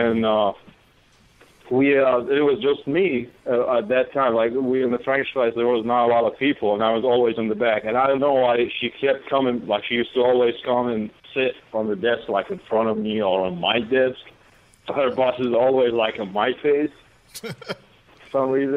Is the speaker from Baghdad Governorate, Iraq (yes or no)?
yes; Baghdad, Baghdad Governorate, Iraq; English is a second language; moved away as an adult; now in United States; I'm originally from Baghdad, Iraq